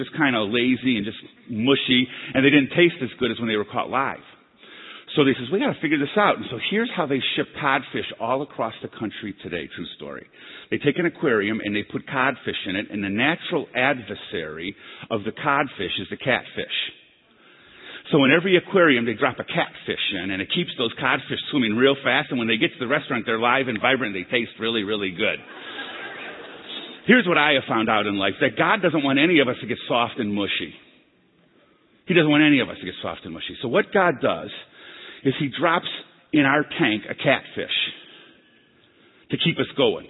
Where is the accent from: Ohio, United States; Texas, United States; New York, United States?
Ohio, United States; Cleveland; now in Colorado, United States; Ohio is my home state. I'm from Cleveland